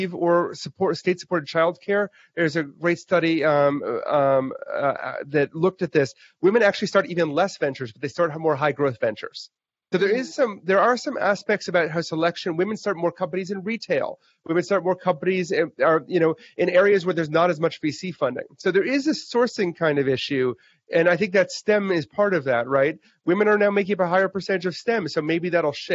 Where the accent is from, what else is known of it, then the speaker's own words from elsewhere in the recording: Wisconsin, United States; I grew up in Wisconsin